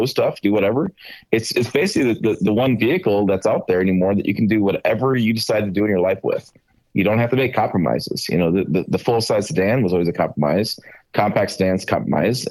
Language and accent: English; Michigan, United States; I grew up kind of in Michigan